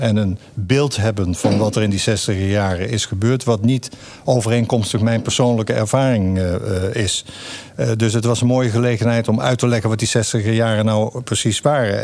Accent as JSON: {"language": "Dutch", "region": "North Brabant", "country": "Netherlands", "tie": "born or raised there"}